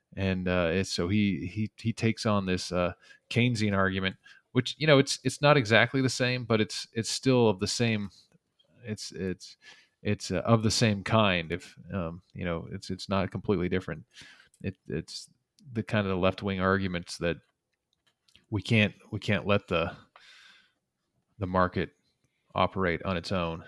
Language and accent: English; the West, United States; I grew up in the West